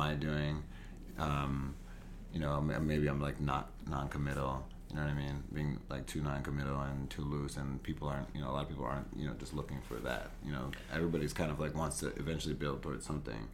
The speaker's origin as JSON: {"language": "English", "town": "Los Angeles", "region": "California", "country": "United States", "tie": "born or raised there", "moved": "yes", "lives_now": "New York, United States", "said": "East East LA, LA, mm-hmm. like Whittier area"}